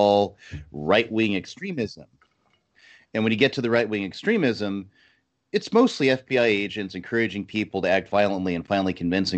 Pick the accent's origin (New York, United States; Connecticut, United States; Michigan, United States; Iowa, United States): Connecticut, United States; moved away; I was from Connecticut at the time